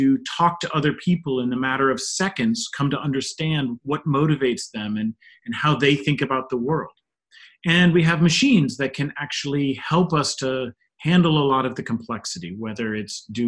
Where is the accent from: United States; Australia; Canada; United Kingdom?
United States; Northeast Ohio; moved away as an adult; now in Pittsburgh, United States; growing up in Northeast Ohio